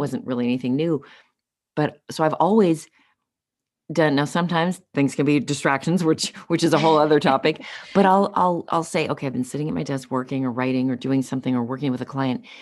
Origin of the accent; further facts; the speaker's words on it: Los Angeles, California, United States; grew up, uh, born and raised in Los Angeles